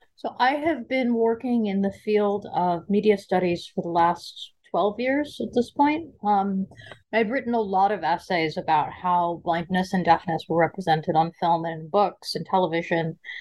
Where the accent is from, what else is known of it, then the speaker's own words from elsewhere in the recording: Seattle, Washington, United States; also born or lived in Brooklyn, New York; I grew up uh, in a combination of Seattle, Washington, and Brooklyn, New York. Uh, I was raised in the gay community of Seattle primarily.